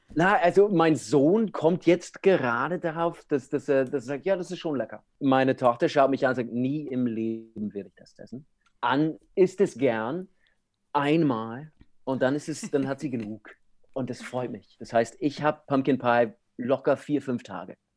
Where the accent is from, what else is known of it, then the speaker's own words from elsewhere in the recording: United States; German is a second language; moved away as an adult; now in Europe; ich bin Amerikaner